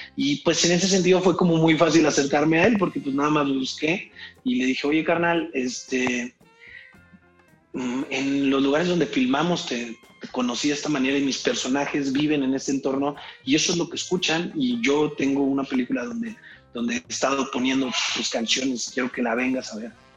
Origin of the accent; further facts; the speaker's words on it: Irapuato, Guanajuato, Mexico; moved away; also born or lived in Mexico City; yo crecí en Irapuato, yo no, no había ni venido a México